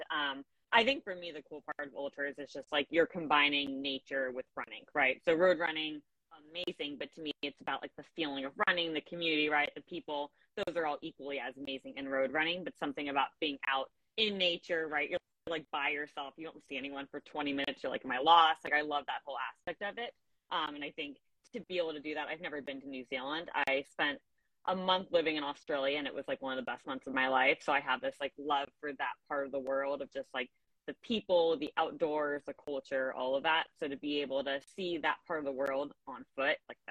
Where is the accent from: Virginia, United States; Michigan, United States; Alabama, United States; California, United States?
California, United States; Southern; growing up in Southern California, Death Valley and the Sierras are very much home to me